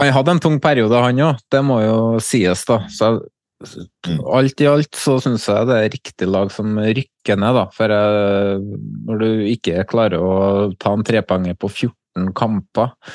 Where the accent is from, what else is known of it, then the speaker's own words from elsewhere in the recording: Trøndelag, Norway; jeg er jo trønder